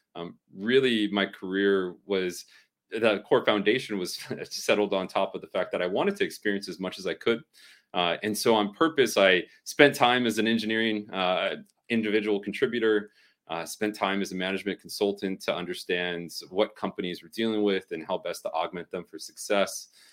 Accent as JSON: {"language": "English", "region": "Southern California", "country": "United States", "tie": "born or raised there"}